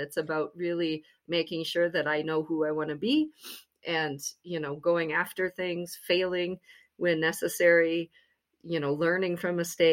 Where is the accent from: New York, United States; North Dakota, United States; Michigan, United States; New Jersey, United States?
North Dakota, United States; Grand Forks; moved away; I went back to my hometown in Grand Forks, North Dakota